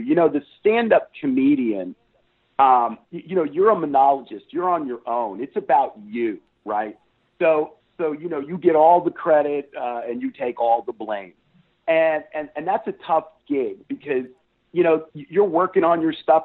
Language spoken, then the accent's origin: English; Columbus, Ohio, United States; moved away as an adult; now in Texas, United States; I grew up in Ohio